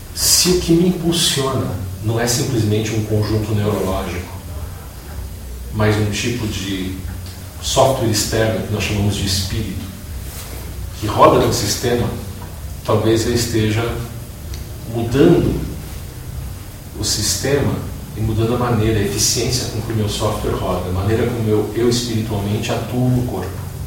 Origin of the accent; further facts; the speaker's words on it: Brazil; sou brasileiro